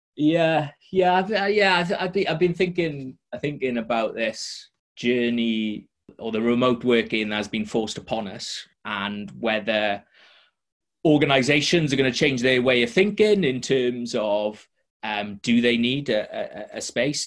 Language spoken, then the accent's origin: English; Welsh, Wales, United Kingdom; I'm Welsh